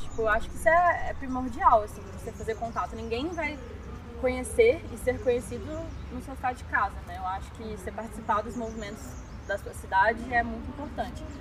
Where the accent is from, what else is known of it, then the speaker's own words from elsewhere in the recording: Belo Horizonte, Minas Gerais, Brazil; nasci aqui em BH, mineiríssima